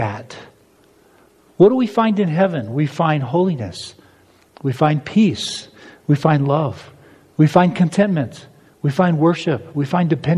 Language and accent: English; United States; As an American